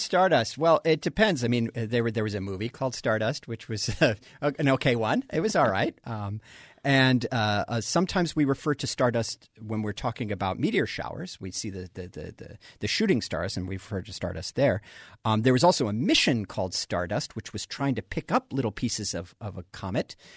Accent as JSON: {"language": "English", "region": "Colorado", "country": "United States", "tie": "born or raised there", "said": "I grew up in Colorado."}